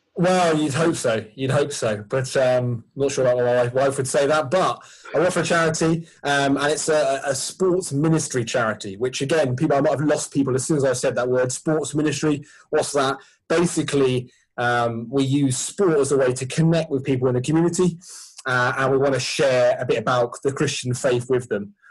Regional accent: Sussex, South East England, United Kingdom; I grew up in, when I grew up in Sussex

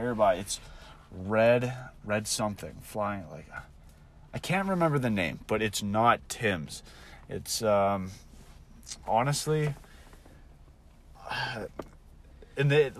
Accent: Calgary, Alberta, Canada; we're from Calgary.

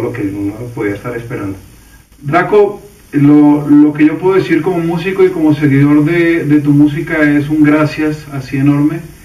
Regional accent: Colombia; cantautor colombiano

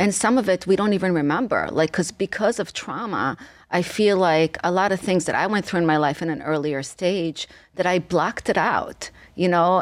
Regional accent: Israel; moved away; I came to this country from Israel

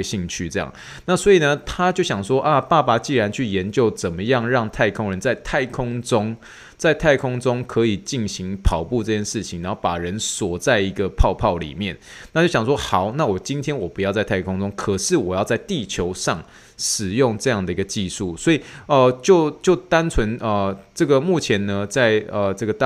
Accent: Taiwan; accent: Taiwanese accent; now in United States; 我的台湾腔

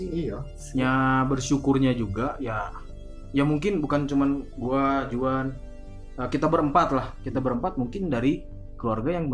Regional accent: Sumatra, Indonesia; tapi kalau di Sumatera di daerah Sumatera yang daerahku, uh-huh. itu udah itu dipanggil untuk sebutan uh, adik adik laki-lakinya bapak.

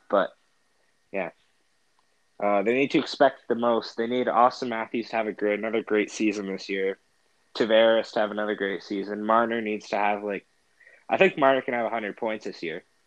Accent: Ontario, Canada; we're from Canada

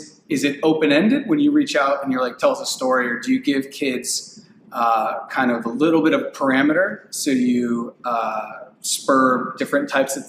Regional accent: North Shore, Massachusetts, United States; growing up in the North Shore

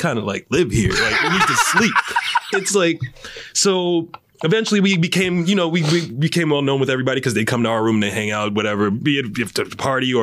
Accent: New York, United States; moved away; I'm from New York. We are born with paranoia

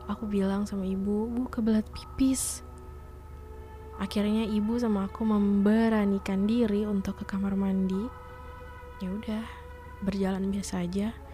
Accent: Tangerang, Banten, Indonesia; di desa aku ini, di daerah Tangerang

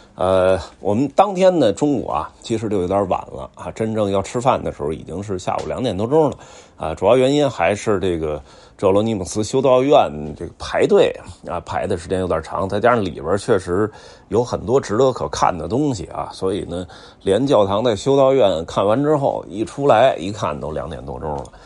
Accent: China; 我中国的

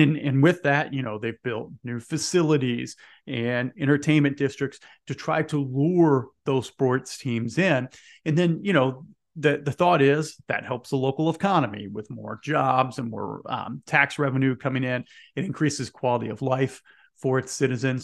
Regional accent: Indianapolis, Indiana, United States; I'm here in Indiana. I'm originally from Indianapolis.

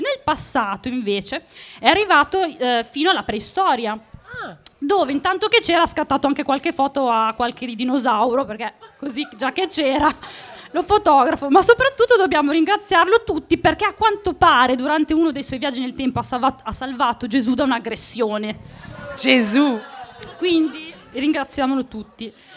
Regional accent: Monticelli, Italy; sono di Monticelli

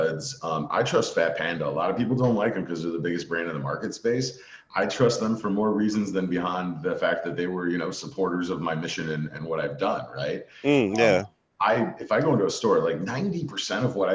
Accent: Chicago, Illinois, United States; now in Washington, United States; I'm from Chicago.

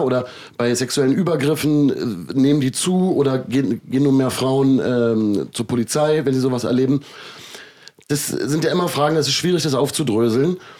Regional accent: Germany; Ich bin ja in Deutschland aufgewachsen

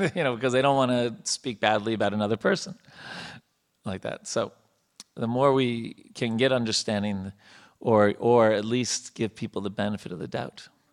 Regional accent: India; moved away as an adult; now in United States; we have our background growing up in India

